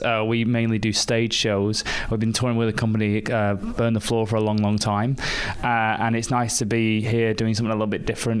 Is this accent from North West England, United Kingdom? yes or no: yes; Manchester, North West England, United Kingdom; I'm originally from Manchester in the UK.